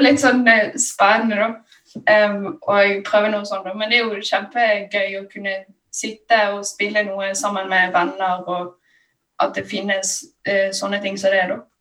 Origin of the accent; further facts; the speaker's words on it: Bergen, Vestland, Norway; accent: Bergensk; jeg snakker jo bergensk